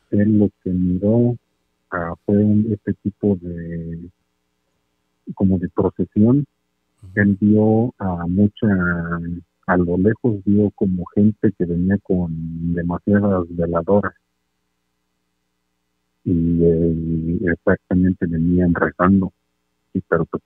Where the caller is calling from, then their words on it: Chicago, Illinois, United States; de Chicago.